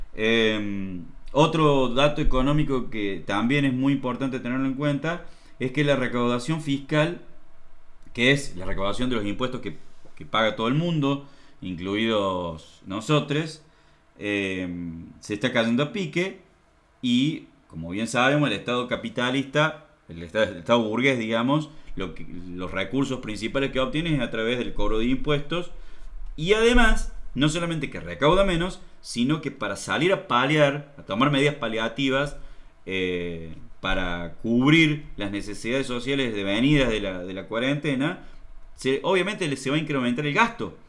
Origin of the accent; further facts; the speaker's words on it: Argentina; acá en la Argentina